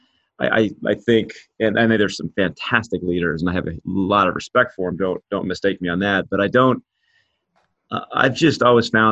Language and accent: English; Kansas City, Missouri, United States; where I grew up in Kansas City, which is right in the middle of the US